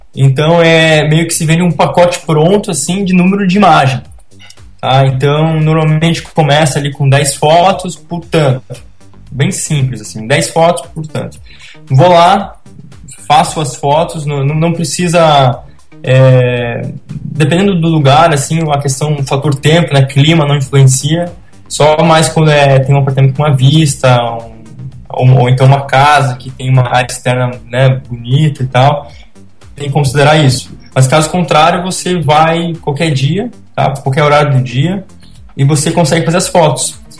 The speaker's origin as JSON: {"language": "Portuguese", "town": "Curitiba", "region": "Paraná", "country": "Brazil", "tie": "born or raised there", "moved": "yes", "lives_now": "Balneário Camboriú, Brazil", "said": "eu sou natural de Curitiba"}